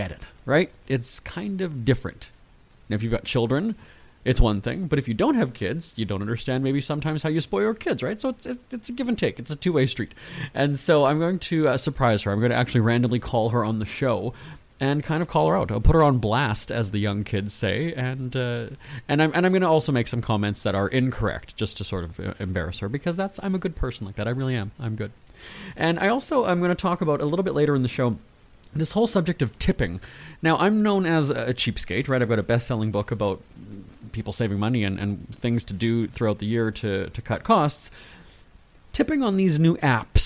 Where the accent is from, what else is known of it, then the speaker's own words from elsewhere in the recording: Winnipeg, Manitoba, Canada; Winnipeg, my hometown